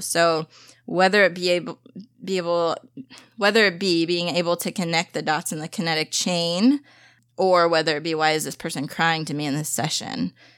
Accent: St. Louis, Missouri, United States; also born or lived in Springfield, Missouri; my hometown

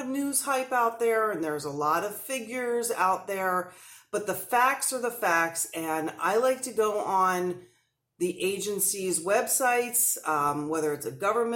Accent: New Jersey, United States; I'm an Italian from New Jersey

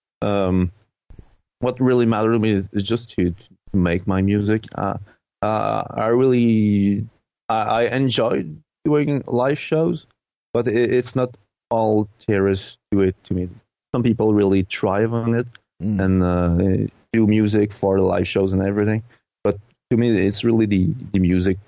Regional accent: Quebec, Canada; English is a second language; Quebec, it's starting to have a small synthwave scene. So I guess that gradually it will become more interesting in my hometown

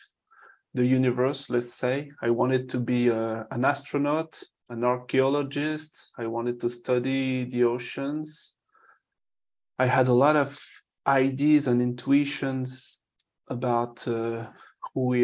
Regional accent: France; English is a second language; I'm French

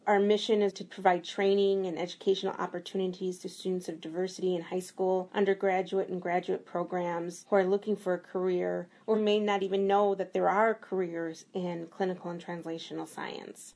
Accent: Milwaukee, Wisconsin, United States; born and raised in Milwaukee

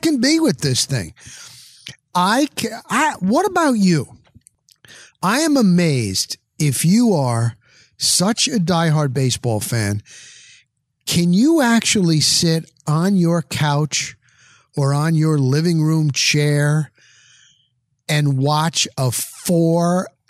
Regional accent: Dover, New Jersey, United States; moved away as an adult; now in Florida, United States; I grew up in New Jersey.

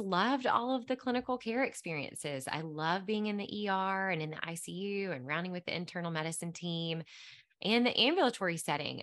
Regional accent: Mississippi Delta, United States; moved away as an adult; now in Nashville, United States; I grew up in the Mississippi Delta.

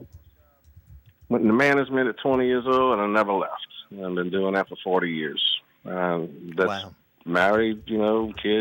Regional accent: Terrebonne Parish, Louisiana, United States; moved away as an adult; also born or lived in New Orleans; now in Mandeville, United States; I'm born and raised in Terrebonne, Parish, home of Louisiana. Wonderful childhood there, born on the bayou

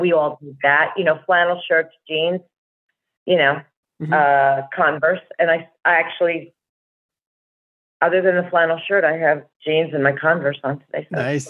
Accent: New Jersey, United States; also born or lived in Brooklyn, New York; I was born in Brooklyn, but I was raised in Jersey from the time I was two. Yeah. I'm a Jersey girl.

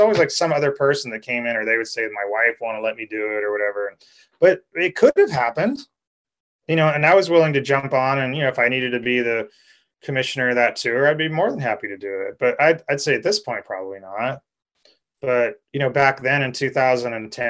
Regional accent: California, United States; being a Californian

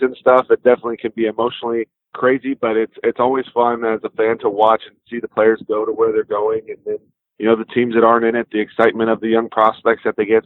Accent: Texas, United States; the Rangers, my home state

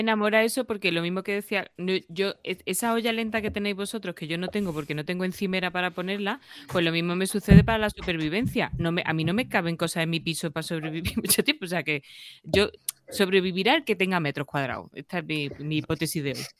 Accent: Córdoba, Andalusia, Spain; now in Madrid, Spain; habíamos bajado a Córdoba, a mi pueblo

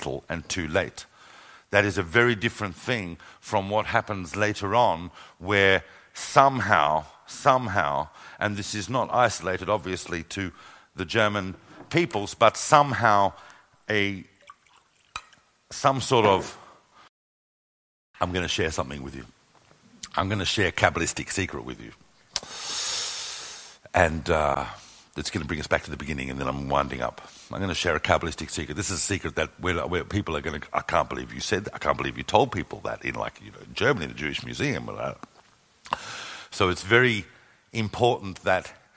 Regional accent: Australia; also born or lived in London; now in Jerusalem, Israel; When I was growing up in Australia, even though my entire family had missed the whole Holocaust experience, I'm an eighth generation Australian

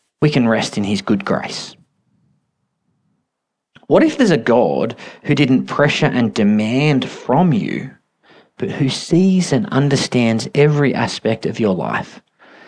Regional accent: Australia; We're so Australian

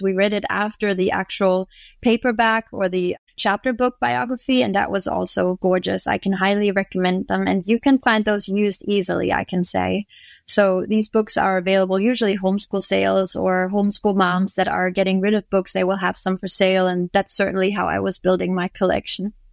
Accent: Germany; moved away as an adult; now in Florida, United States; I was actually born and raised in Germany, and me and my family just moved over to Florida two years ago

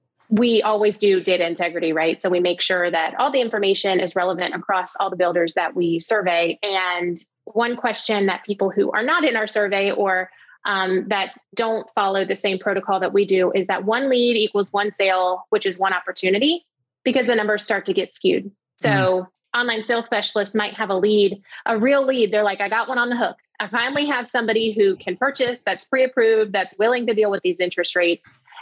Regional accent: the South, United States; I'm from the South, so that sounds great to me.

